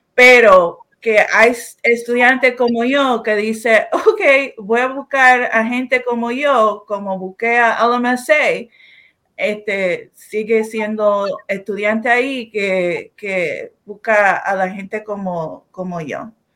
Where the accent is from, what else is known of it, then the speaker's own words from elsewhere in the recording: Chicago, Illinois, United States; yo soy de Chicago. Yo soy muy orgullosa de ser un Chicagoan.